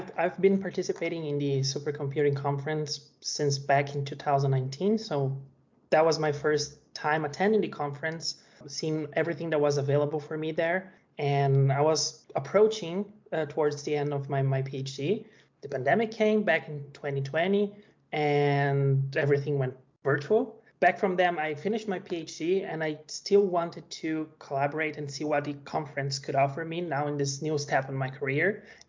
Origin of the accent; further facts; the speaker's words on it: Brazil; now in United States; I'm a Brazilian.